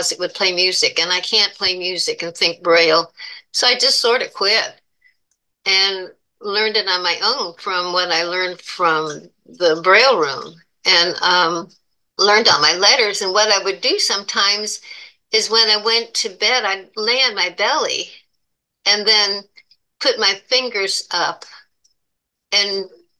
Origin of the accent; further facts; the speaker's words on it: Buffalo, New York, United States; moved away; also born or lived in Florida; I was born in Buffalo, New York